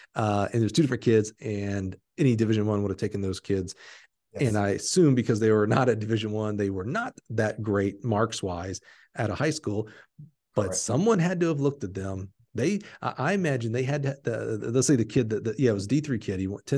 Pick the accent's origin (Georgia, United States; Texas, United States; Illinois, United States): Texas, United States; Dallas; Like I grew up just south in the Dallas area.